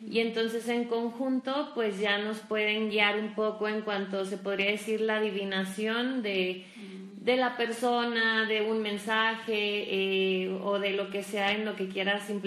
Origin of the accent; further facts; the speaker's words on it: Durango, Mexico; también soy duranguense.